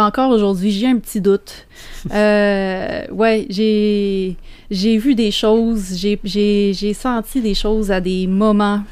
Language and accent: French; Témiscouata, Quebec, Canada; je viens du Témiscouata, puis le Témiscouata, c'est vraiment une région de légende